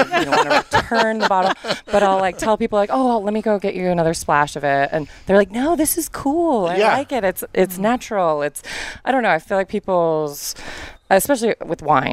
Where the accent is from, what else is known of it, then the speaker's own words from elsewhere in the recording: San Diego, California, United States; moved away as an adult; now in Paso Robles, United States; I'm from San Diego, and I moved here when I was 21.